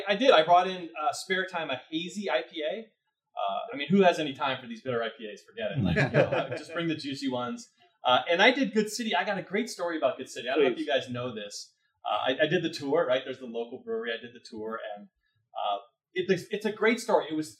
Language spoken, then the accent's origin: English; California, United States; born there; also born or lived in Oregon / Connecticut; So I was born in California, moved to Oregon, moved back to California, lived in the Bay Area for a little bit, moved to Connecticut, lived outside of Fairfield in a little town called